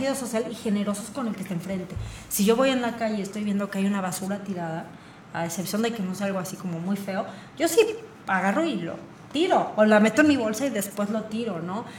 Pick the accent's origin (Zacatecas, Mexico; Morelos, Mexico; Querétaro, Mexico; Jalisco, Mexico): Querétaro, Mexico; ya somos pocos queretanos